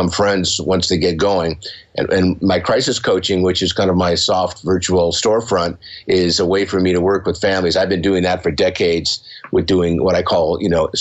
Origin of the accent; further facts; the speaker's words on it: San Diego, California, United States; I grew up here in San Diego. I'm in San Diego.